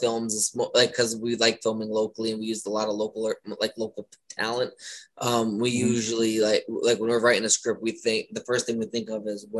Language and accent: English; Ashland, Pennsylvania, United States; now in Baltimore, United States; I'm originally from Ashland, Pennsylvania. I visit there every other weekend or so, but I live in Baltimore now.